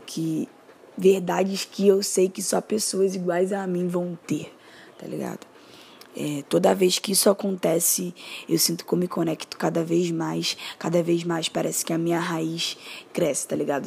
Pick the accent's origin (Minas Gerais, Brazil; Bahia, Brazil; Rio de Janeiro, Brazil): Rio de Janeiro, Brazil; sou moradora do Complexo do Alemão aqui do Rio de Janeiro. E desde que eu me entendo por gente, eu sou carioca